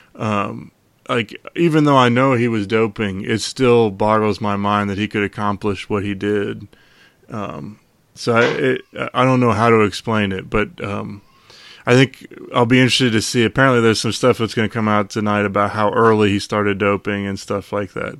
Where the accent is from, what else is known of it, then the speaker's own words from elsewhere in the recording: Charlottesville, Virginia, United States; growing up in Charlottesville